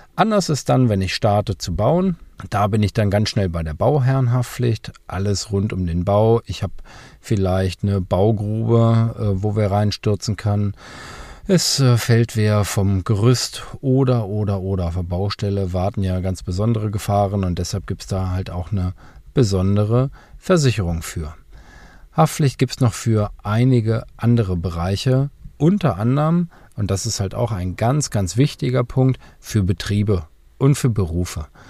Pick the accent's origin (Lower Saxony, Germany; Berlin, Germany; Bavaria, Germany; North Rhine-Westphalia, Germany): Lower Saxony, Germany; bei uns in Niedersachsen